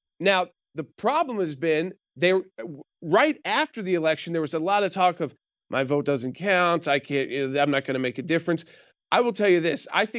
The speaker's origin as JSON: {"language": "English", "town": "Atlanta", "region": "Georgia", "country": "United States", "tie": "born or raised there", "said": "I was born and raised in Atlanta."}